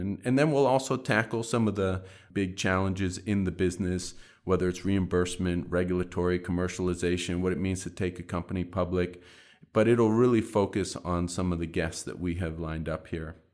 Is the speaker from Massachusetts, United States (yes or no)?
yes; Boston, Massachusetts, United States; back in my hometown of Boston